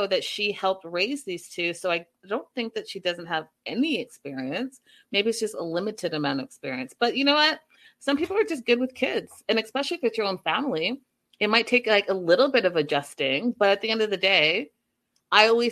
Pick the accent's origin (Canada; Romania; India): Canada; now in United States; I'm Canadian